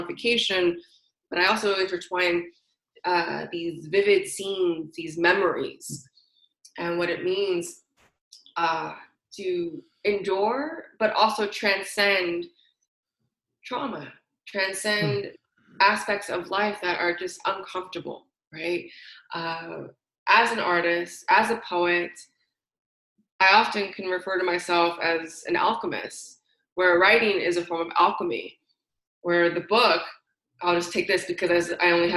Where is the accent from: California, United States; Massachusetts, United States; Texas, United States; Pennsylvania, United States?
California, United States; San Francisco; I'm born and raised in San Francisco, California